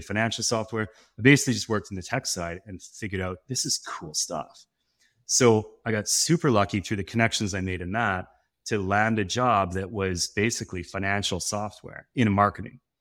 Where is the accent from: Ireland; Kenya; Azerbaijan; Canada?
Canada; West Coast of Canada; As a Canadian, I was, I thought, "I'm gonna be a hockey player." And then I realized I was growing up on the West Coast